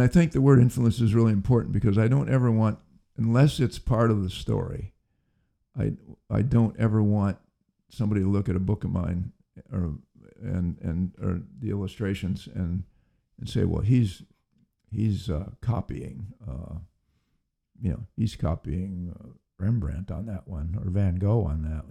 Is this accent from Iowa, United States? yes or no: yes; Iowa, United States; also born or lived in Los Angeles, California / Bellflower, California; I grew up in Iowa